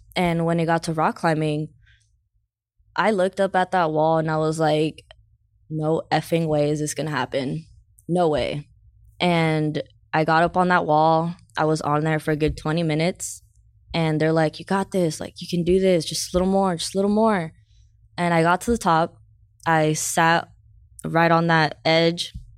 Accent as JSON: {"language": "English", "town": "San Diego", "region": "California", "country": "United States", "tie": "born or raised there", "said": "I grew up in Southeast San Diego, so, uh, Skyline, Skyline area."}